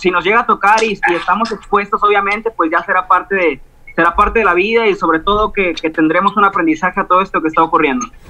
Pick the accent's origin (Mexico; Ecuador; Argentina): Mexico; Cuernavaca, Morelos; por acá, por, mi tierra